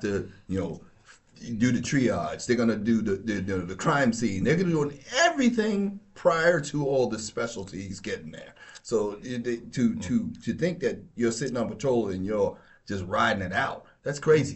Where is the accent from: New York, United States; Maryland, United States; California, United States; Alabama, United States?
New York, United States; I grew up in New York, but I, uh, my family's from North Carolina and my father's from Georgia